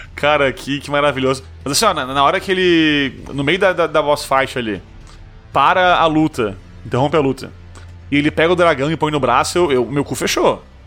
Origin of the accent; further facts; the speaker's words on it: Brazil; eu sou brasileiro